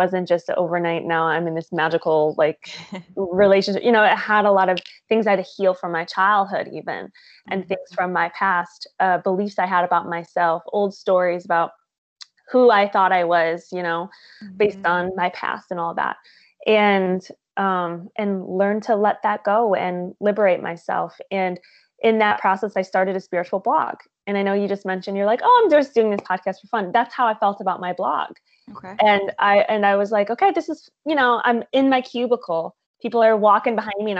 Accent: Michigan, United States; moved away as an adult; also born or lived in Tampa, Florida; now in California, United States; I am originally from Michigan.

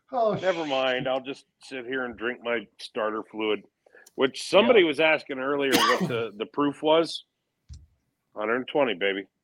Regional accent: Michigan, United States; I think it's cool that they're doing so many events in Michigan, my home state.

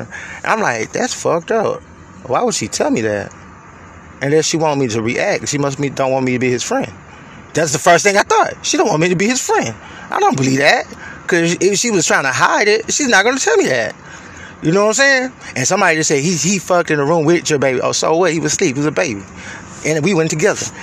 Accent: Houston, Texas, United States; moved away as an adult; I'm from Houston

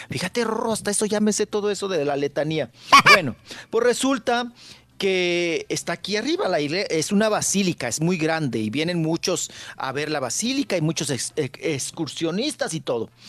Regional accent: Mexico; O sea, sí te denigra como mexicano y si sí sientes gacho.

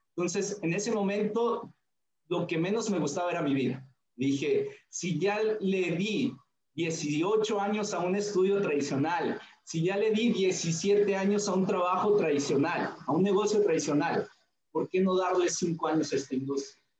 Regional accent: Tulancingo, Hidalgo, Mexico; now in Villahermosa, Mexico; yo soy de la ciudad de Tulancingo Hidalgo, ahí es donde nací

